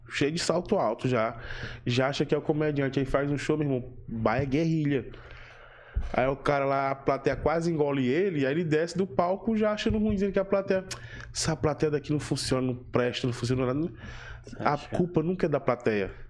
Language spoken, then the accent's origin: Portuguese; Northeast Region, Brazil; Por eu sou nordestino